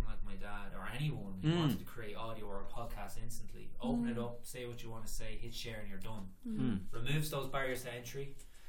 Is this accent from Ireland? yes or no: yes; Drogheda, Leinster, Ireland; moved away as an adult; my hometown of Drogheda